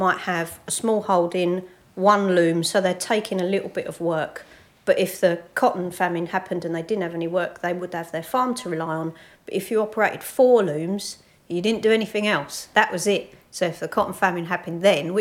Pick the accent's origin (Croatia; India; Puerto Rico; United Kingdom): United Kingdom; Chingford, London; we both grew up in Chingford.